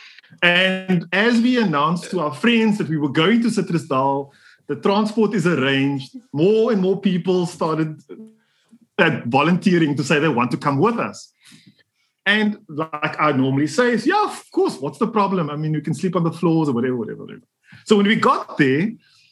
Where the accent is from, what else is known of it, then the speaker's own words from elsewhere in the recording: Cape Town, Western Cape, South Africa; Cape Town guy, normal Cape Town guy. You can call me colored if you want to. I personally identify as black, but I did all the colored things. Right? Let's start with it. So I grew up in the Cape Flats